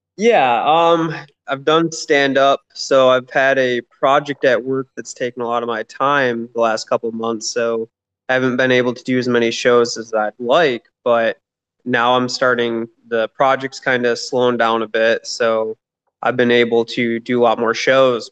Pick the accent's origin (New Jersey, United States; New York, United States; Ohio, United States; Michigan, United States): Michigan, United States; moved away as an adult; now in Atlanta, United States; I'm originally from Michigan. Um, I'm here in Atlanta, Georgia. Been here about two and a half years now